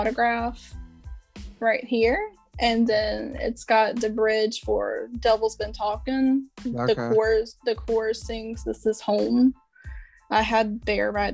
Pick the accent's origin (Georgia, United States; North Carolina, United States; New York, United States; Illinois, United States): North Carolina, United States; I am from North Carolina